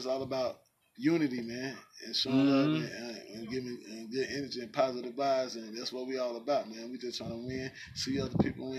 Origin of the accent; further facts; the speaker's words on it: Alabama, United States; moved away; also born or lived in Killeen, Texas; I'm from Alabama. I ain't from Killeen.